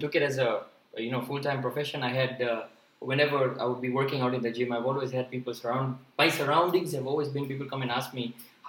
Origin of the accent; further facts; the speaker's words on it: Mombasa, Mombasa County, Kenya; moved away as an adult; now in Pune, India; I'm basically from Kenya. Right, yeah. I've been born and brought up there.